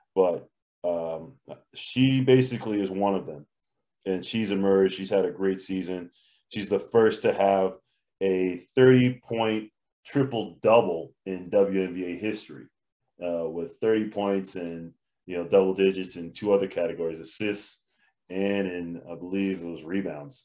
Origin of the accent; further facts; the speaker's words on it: Connecticut, United States; I am from Connecticut